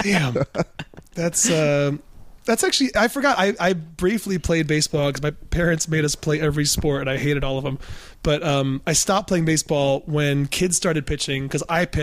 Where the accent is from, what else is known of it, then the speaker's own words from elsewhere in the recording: Michigan, United States; I'm from Michigan.